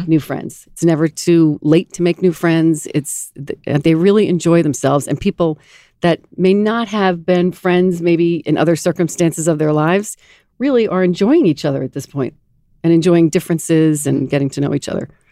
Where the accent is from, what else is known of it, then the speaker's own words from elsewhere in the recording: Garden City, New York, United States; I grew up in Garden City, mm-hmm. right here on Long Island